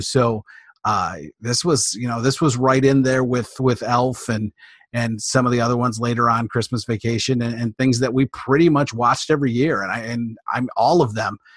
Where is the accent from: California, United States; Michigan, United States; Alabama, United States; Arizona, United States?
Michigan, United States; Detroit; I'm from Michigan, from the Detroit area